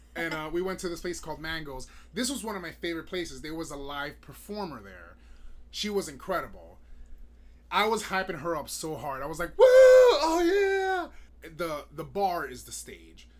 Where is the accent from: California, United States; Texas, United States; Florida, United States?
Florida, United States; Miami; moved away; I was born and raised in Miami